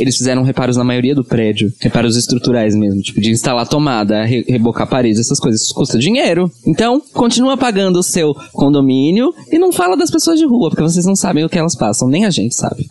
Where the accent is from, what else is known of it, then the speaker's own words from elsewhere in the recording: Baixada Santista, São Paulo, Brazil; nós que somos da Baixada